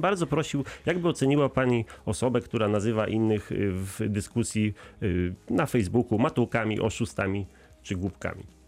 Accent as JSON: {"language": "Polish", "town": "Wrocław", "region": "Lower Silesian Voivodeship", "country": "Poland", "said": "jesteśmy wrocławianami, przynajmniej y, ja także"}